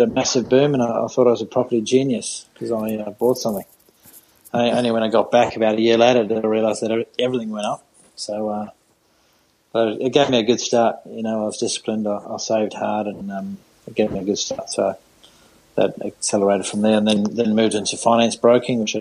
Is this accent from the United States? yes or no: no; South Africa; moved away as an adult; now in Australia; I'm from South Africa